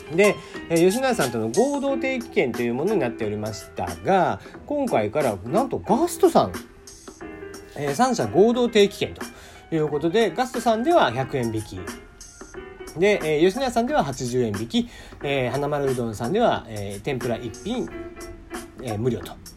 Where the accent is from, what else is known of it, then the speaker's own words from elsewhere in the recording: Kagoshima, Japan; now in Tokyo, Japan; 鹿児島生まれで台風には非常に慣れている